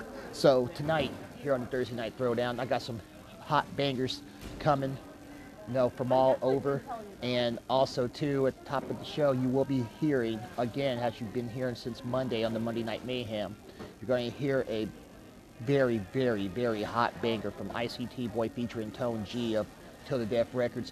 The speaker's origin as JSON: {"language": "English", "town": "Olathe", "region": "Kansas", "country": "United States", "tie": "born or raised there", "also_born_or_lived": "Wichita, Kansas", "said": "I am currently back home in Kansas City, in my hometown, in Olathe"}